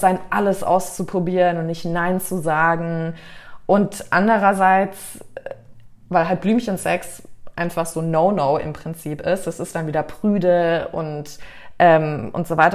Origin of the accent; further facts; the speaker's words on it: United States; moved away; also born or lived in Canada / Mallorca, Spain / Germany; weil ich bin ja in Amerika aufgewachsen, war jetzt lange in Kanada